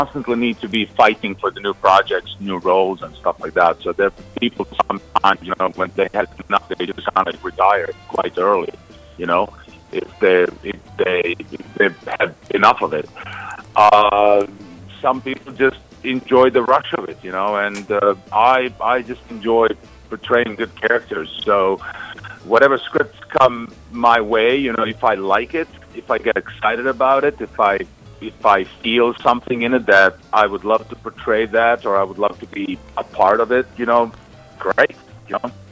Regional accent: Croatia; moved away as an adult; now in United States; I was from Croatia, but I was actually in Serbia serving Yugoslav army

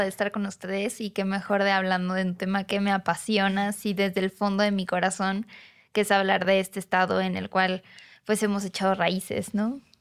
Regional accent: Cancún, Quintana Roo, Mexico; moved away as an adult; now in Mexico City, Mexico; haber crecido ahí

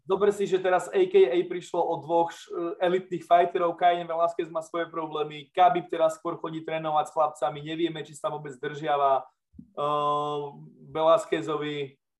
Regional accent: eastern Slovakia, Slovakia; cítime to aj my na tom východnom Slovensku

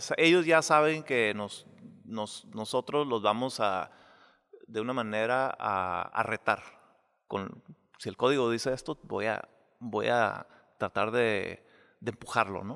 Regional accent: Mexicali, Baja California, Mexico; moved away; yo crecí en casas de bloque, yo crecí en Mexicali

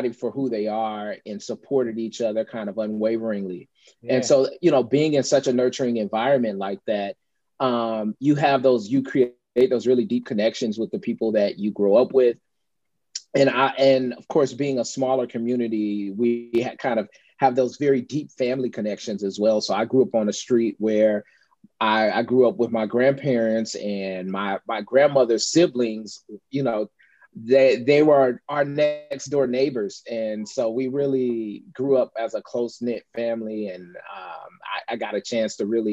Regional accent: Louisiana, United States; also born or lived in Chicago north suburbs, Illinois; I spent the majority of my formative years. Yeah, growing up in the state of Louisiana. And that's what I call home.

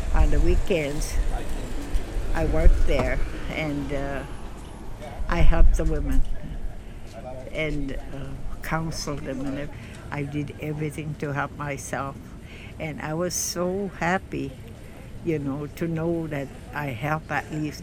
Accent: Elsipogtog First Nation, New Brunswick, Canada; I was born here in Reserve and I was born, and then they told my dad that it was a girl.

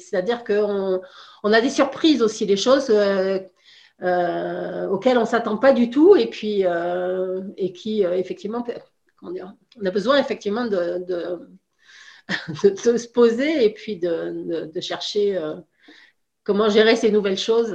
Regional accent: France; moved away as an adult; now in Canada; je suis originaire de France, en Europe, et puis on a décidé d'avoir une expérience de vie à l'étranger en famille. Et on est venu au Canada

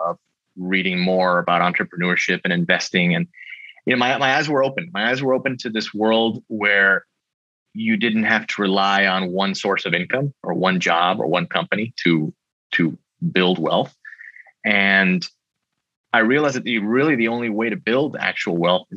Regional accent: Miami, Florida, United States; I was born in Miami, Florida

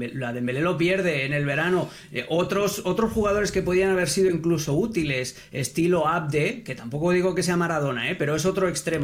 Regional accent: Catalonia, Spain; moved away; yo nací en Cataluña, yo jugué allí

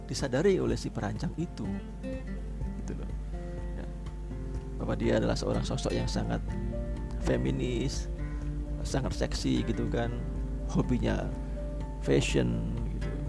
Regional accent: Malang, East Java, Indonesia; saya orang Malang tinggal di Malang

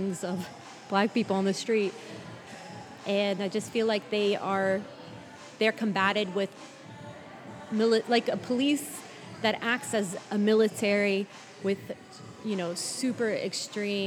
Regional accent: United States; being Palestinian American

